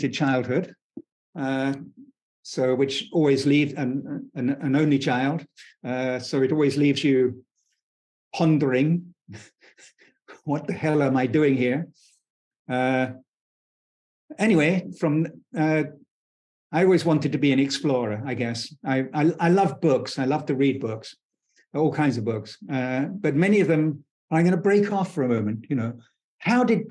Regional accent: United Kingdom; I was born in Britain towards the end of the British Empire

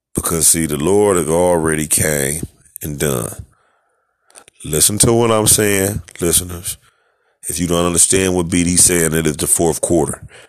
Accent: United States; I am an American. I was born in America. Don't know nowhere else

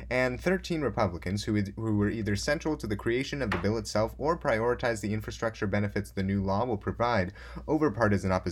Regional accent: Scotland, United Kingdom; International Climate Change Conference that's still going on in the rolling hills of Scotland and I'm Scottish, so I can say that.

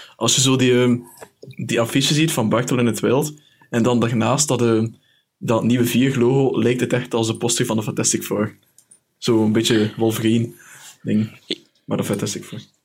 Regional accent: Belgium; Omdat ik Belg ben

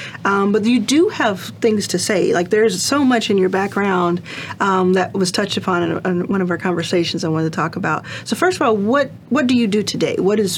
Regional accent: Dallas, Texas, United States; Dallas. We're from Dallas.

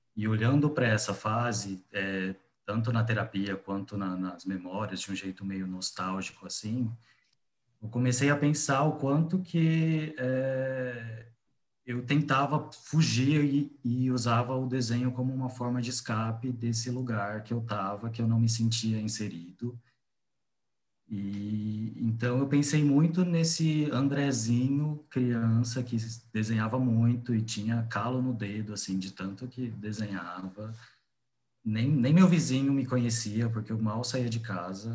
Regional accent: Guaraçaí, São Paulo, Brazil; moved away as an adult; also born or lived in Paraná; now in São Paulo, Brazil; Eu saí de Guaraçaí com 19 anos e fui morar no Paraná para fazer faculdade de design.

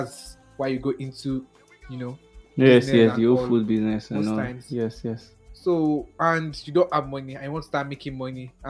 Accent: Ibadan, Oyo, Nigeria; I'm from Ibadan. So anytime I speak the English and the Ibadan enter, make now take a medal.

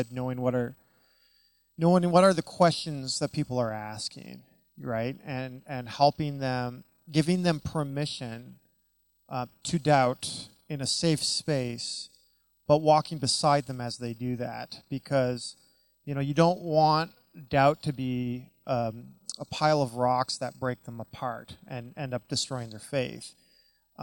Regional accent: Canada; moved away as an adult; also born or lived in United States; now in Vancouver, Canada; being Canadian growing up, but working in the U.S. for 11 years and then coming back to Canada

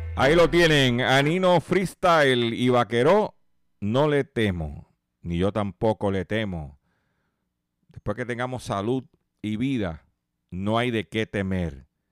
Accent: Puerto Rico; nosotros somos parte de los Estados Unidos.

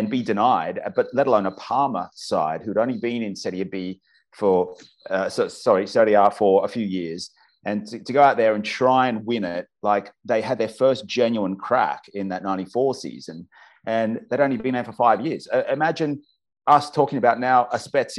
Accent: Brisbane, Queensland, Australia; my hometown of Brisbane

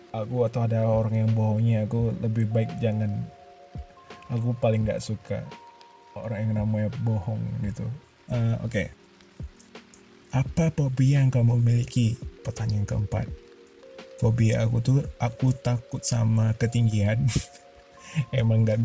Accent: Duri, Riau, Indonesia; born there; mungkin aku punya suku Melayu karena aku lahir di Duri kali ya dan sedikit cerita cuman aku dan ayahku yang lahir di Duri

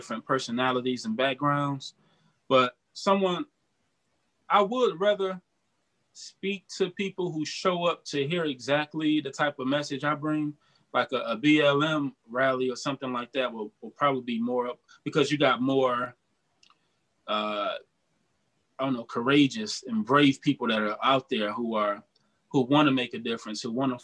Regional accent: Detroit, Michigan, United States; now in Cleveland, United States; I'm in Cleveland right now, but I bounce back. I'm from Detroit originally

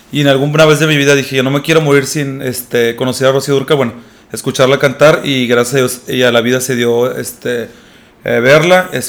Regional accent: Monterrey, Nuevo León, Mexico; Mi papá es de Tabasco y mi mamá es de Sonora. Eh, pero bueno, yo soy regio, así que este, aquí nací.

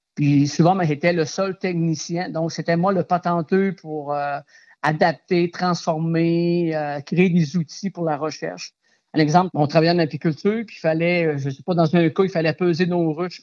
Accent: Aguanish, Quebec, Canada; je suis natif d'Aguaniche

